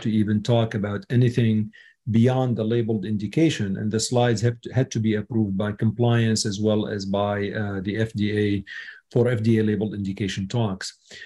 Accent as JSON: {"language": "English", "country": "Syria", "tie": "born or raised there", "moved": "yes", "said": "I was born in Syria"}